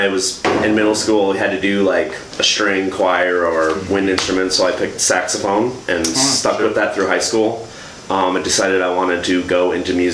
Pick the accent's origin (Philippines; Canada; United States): United States; Iowa; moved away as an adult; now in Milwaukee, United States; I'm from Iowa originally